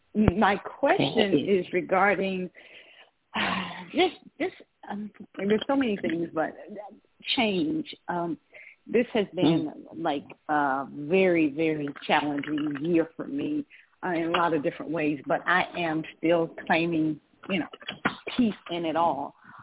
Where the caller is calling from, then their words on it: Georgia, United States; I'm calling from Georgia.